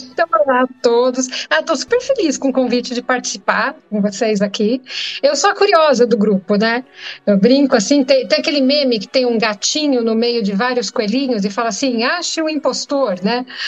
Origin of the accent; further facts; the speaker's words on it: São Caetano do Sul, São Paulo, Brazil; Eu sou de São Caetano, que é na BC ah, Paulista.